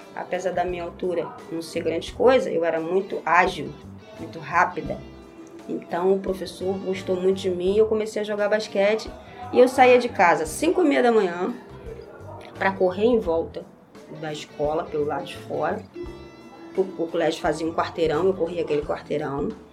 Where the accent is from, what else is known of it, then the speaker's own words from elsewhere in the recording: Nova Iguaçu, Rio de Janeiro, Brazil; Eu nasci aqui no Hospital Iguaçu, Associação de Caridade Hospital Iguaçu, e sempre morei a vida inteira no mesmo lugar, em Morro Agudo